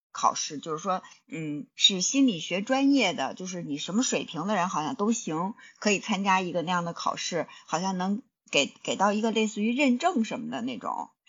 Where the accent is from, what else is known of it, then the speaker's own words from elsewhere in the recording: China; 像咱们在大陆土生土长的孩子